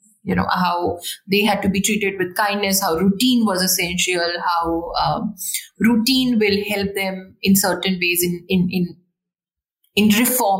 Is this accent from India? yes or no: yes; India; as an Indian